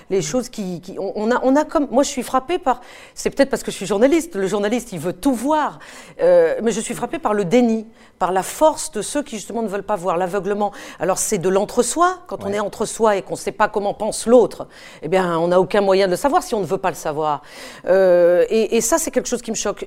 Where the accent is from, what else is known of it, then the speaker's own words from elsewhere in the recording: France; je suis française et que quand je reviens de mes terrains de guerre, bah, je reviens chez moi en France